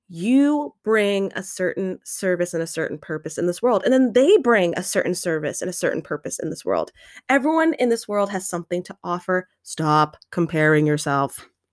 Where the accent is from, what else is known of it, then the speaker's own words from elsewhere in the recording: United States; we are growing up in American culture